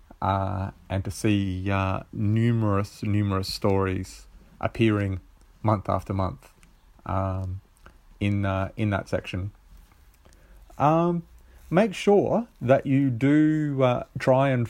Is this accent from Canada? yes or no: no; South Australia, Australia; I'm from Australia, from South Australia, and I'm quite possibly the most southern located submitter